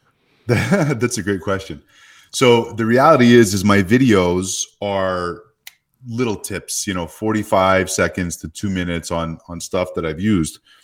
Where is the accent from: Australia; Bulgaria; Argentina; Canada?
Canada; now in Phoenix, United States; I live in Phoenix, Arizona, 'cause I grew up in Canada and there's no snow where I live